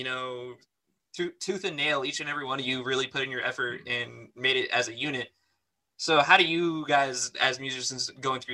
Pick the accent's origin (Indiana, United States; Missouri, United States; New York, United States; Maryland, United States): New York, United States; I'm from New York